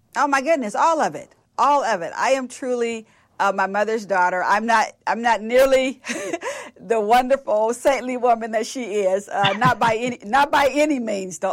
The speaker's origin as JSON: {"language": "English", "town": "Richmond", "region": "California", "country": "United States", "tie": "born or raised there", "moved": "yes", "lives_now": "Dallas, United States", "said": "I grew up in Richmond, so across the Bay of San Francisco"}